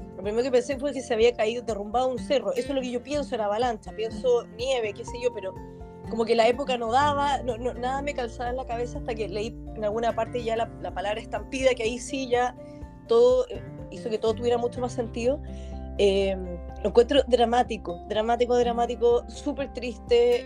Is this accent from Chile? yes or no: yes; Chile; moved away